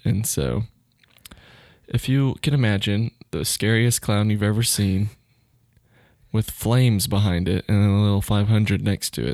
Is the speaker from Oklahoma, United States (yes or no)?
yes; Duncan, Oklahoma, United States; I grew up in Duncan